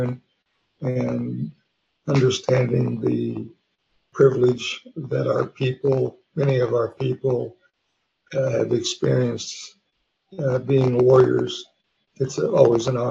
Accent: Wichita, Kansas, United States; also born or lived in Oklahoma; I was born actually in Wichita, Kansas

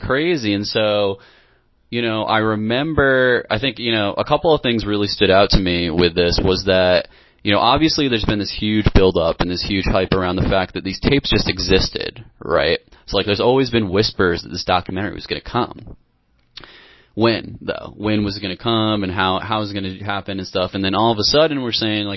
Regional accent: Cooperstown, New York, United States; very much baseball growing up in Cooperstown, New York

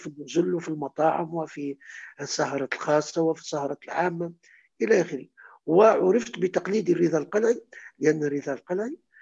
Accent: Kairouan, Kairouan Governorate, Tunisia; moved away as an adult; also born or lived in Tunis; احنا في القيروان

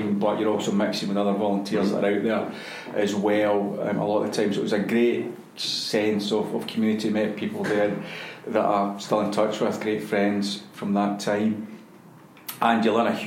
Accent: Glasgow, Scotland, United Kingdom; also born or lived in Helensburgh; I was born in Helensburgh when my parents were living at the time, but we moved back to Glasgow when I was young, about four, I think. And we're in Springburn

